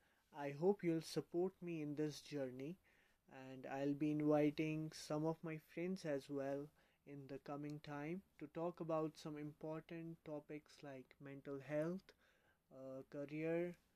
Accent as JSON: {"language": "English", "region": "Jammu and Kashmir", "country": "India", "said": "I am from Jammu and Kashmir."}